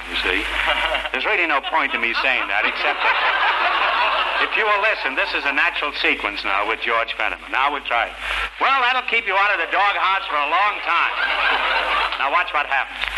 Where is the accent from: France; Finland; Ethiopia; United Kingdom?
France; Paris, Île-de-France; also born or lived in Chicago; I was born in Chicago, lived all my life in Paris.